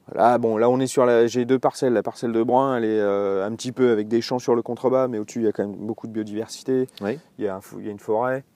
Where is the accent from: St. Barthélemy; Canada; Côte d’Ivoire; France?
France; Alsace, Grand Est; moved away as an adult; now in Burgundy, France; je suis né en Alsace. Et je suis arrivé ici vers 20 ans et, puis j'en suis jamais reparti